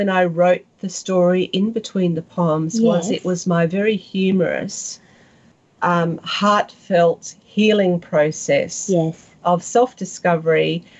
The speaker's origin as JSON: {"language": "English", "region": "South West England", "country": "United Kingdom", "accent": "West Country", "said": "In my West Country accent, and he said I sounded like Pam Ayres, which of course I don't."}